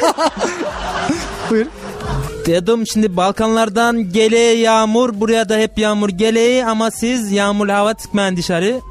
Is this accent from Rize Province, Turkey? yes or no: yes; Rize, Rize Province, Turkey; now in Çanakkale, Turkey; Ben şimdi Rizeliyim